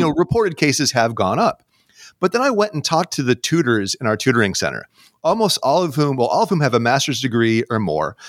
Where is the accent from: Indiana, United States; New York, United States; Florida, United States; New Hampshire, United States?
New York, United States; now in Seattle, United States; I grew up in the Northeast, uh, in New York State